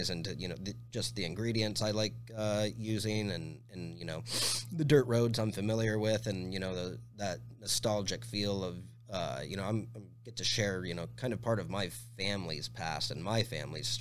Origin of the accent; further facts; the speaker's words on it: Tempe, Arizona, United States; moved away as an adult; also born or lived in Chicago; now in Phoenix, United States; I grew up in South Tempe